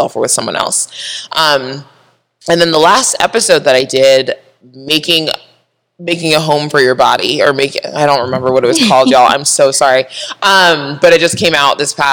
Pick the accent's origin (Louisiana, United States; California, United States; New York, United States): California, United States; San Diego; I grew up in Southern California, San Diego